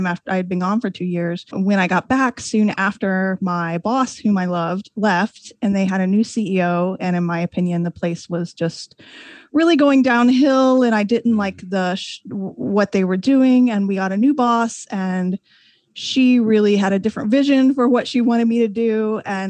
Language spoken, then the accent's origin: English; Indiana, United States; moved away as an adult; also born or lived in Washington, D.C. area; I was a newspaper reporter in Indiana, and mostly small towns. I'm from a small town